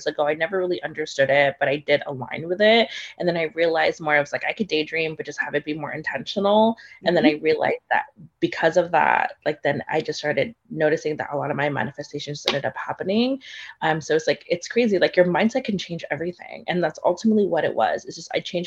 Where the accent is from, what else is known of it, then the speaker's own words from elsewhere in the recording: Philippines; I am Filipino